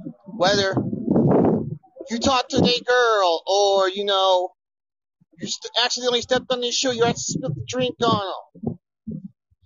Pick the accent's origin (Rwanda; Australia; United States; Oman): United States; Kansas City; my hometown, Kansas City.